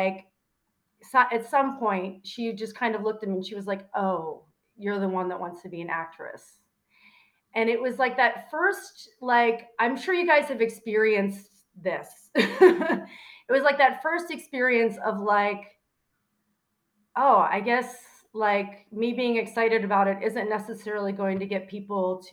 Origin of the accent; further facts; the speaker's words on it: Pittsburgh, Pennsylvania, United States; moved away as an adult; also born or lived in Washington, Pennsylvania / Chicago; I grew up in Pittsburgh